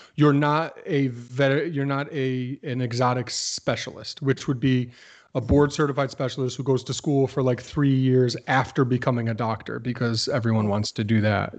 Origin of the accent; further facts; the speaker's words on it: Plainville, Connecticut, United States; moved away; Plainville, Connecticut, my hometown, where I no longer live